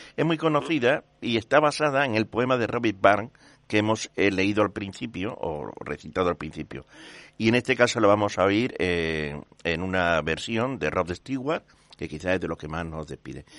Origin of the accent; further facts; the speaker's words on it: Seville, Andalusia, Spain; somos sevillanos principalmente, todos